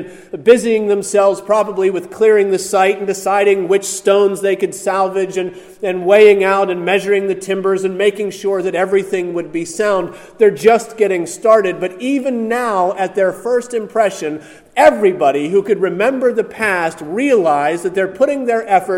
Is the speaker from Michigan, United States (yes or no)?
no; outside of Pittsburgh, Pennsylvania, United States; growing up outside of Pittsburgh